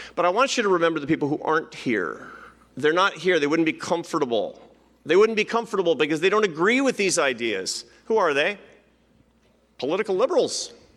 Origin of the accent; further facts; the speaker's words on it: Seattle, Washington, United States; Seattle. Why? Because it's my hometown